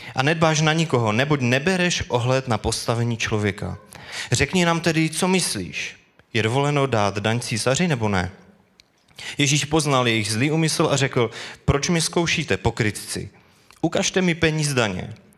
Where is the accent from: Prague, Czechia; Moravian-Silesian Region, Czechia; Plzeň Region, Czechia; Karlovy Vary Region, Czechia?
Moravian-Silesian Region, Czechia; Bohumín; moved away as an adult; now in Karviná, Czechia; Bydlíme v Karviné, kam jsme se přestěhovali, jsme původem z Bohumína